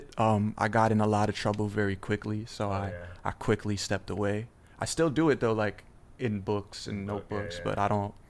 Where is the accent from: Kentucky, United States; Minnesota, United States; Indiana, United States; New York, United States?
New York, United States; New York City; I'm from the Bronx, New York.